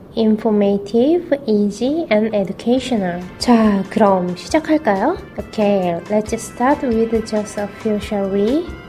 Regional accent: South Korea; first language Korean; 저는 한국인이에요

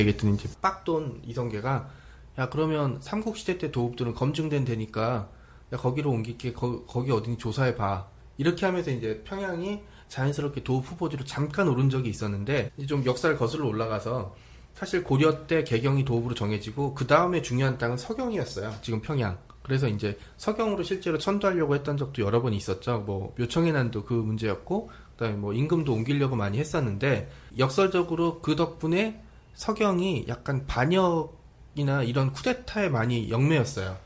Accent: Seoul, South Korea; 저도 서울 촌놈이라고 많이 부르는데

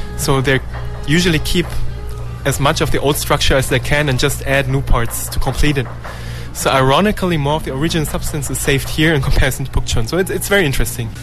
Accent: Germany; now in South Korea; my home country, Germany and Korea

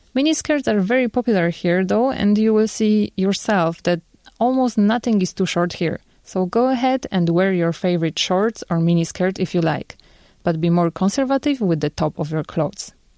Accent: Poland; now in South Korea; my home country, Poland

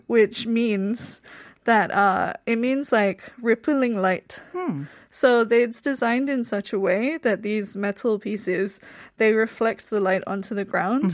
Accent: England, United Kingdom; moved away as an adult; also born or lived in Iksan, South Korea; now in Seoul, South Korea; I'm from England

